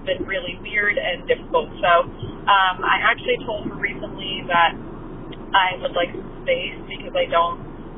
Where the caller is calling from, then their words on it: Canada; I'm calling from Canada today